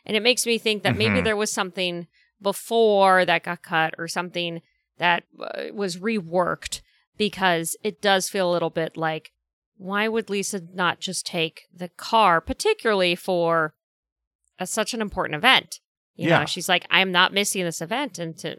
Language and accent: English; California, United States; I'm from Southern California. Snow is foreign to me.